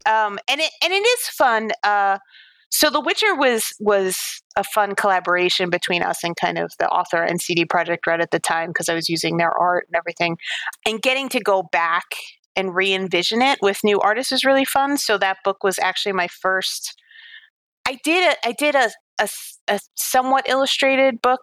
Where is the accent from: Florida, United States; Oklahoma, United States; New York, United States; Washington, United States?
New York, United States; New York City; I grew up on Staten Island in New York